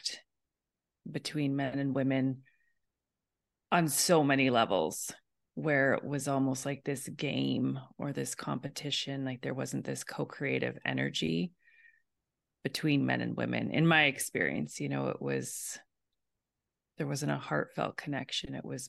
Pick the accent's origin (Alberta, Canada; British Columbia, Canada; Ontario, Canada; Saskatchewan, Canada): Alberta, Canada; moved away; I was in Alberta originally